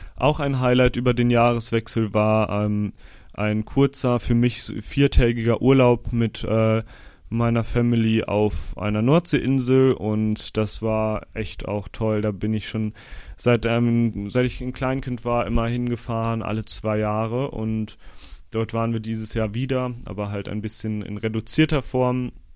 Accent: Osnabrück, Lower Saxony, Germany; moved away; Ich war in meiner Heimat Osnabrück

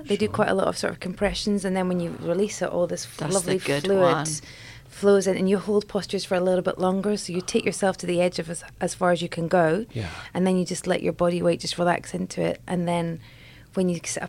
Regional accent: Scotland, United Kingdom; I'm from Scotland.

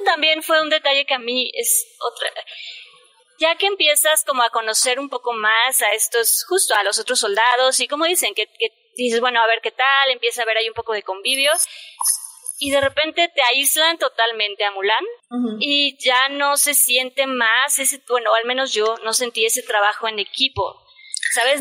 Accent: Mexico; en México, la verdad, somos muy malinchistas

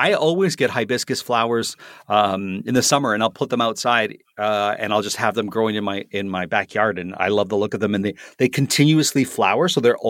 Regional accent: Toronto, Ontario, Canada; First one is not a flower that's native to my hometown of Toronto, Canada, but it is a flower that certainly grows here in Canada.

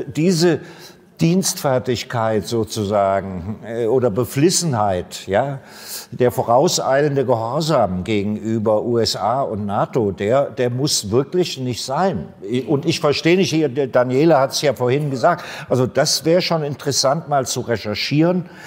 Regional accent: Germany; ich bin ja Deutscher

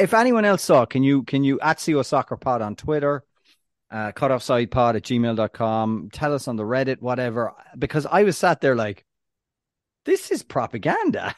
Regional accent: Ireland; I'm, I'm Irish

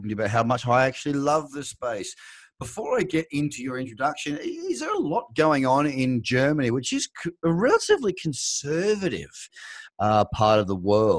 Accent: Australia; as an Australian, living in Australia

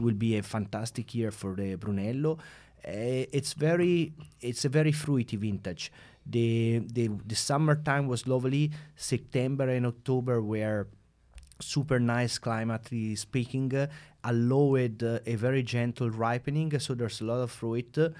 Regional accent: Siena, Tuscany, Italy; born and raised in Siena

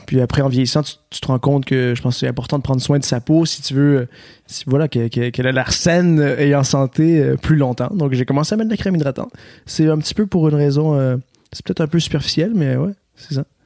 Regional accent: Quebec, Canada; accent: Québécois; j'ai un accent québécois, donc je viens, je viens du Québec

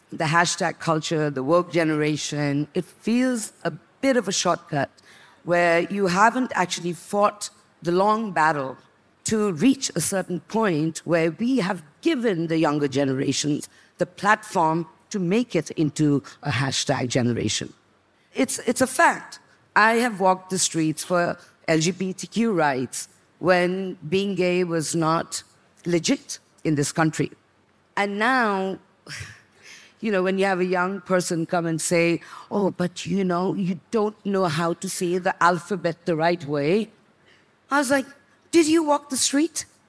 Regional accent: Sikkim, India; I come from Sikkim. I'm Nepali from the mountains

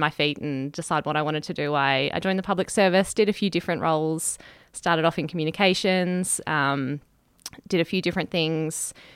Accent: Wagga Wagga, New South Wales, Australia; moved away as an adult; also born or lived in Bathurst, New South Wales; So I grew up in Wagga-Wagga in regional New South Wales. I went to school there.

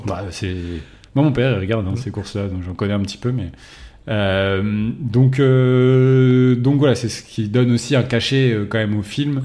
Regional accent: France; on était français

